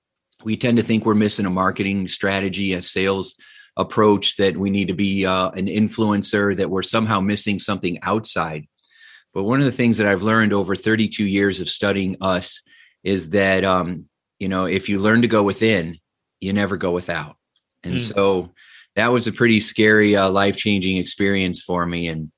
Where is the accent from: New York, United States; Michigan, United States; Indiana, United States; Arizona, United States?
Indiana, United States; So I grew up in Northern Indiana. My dad was an electrician at a steel mill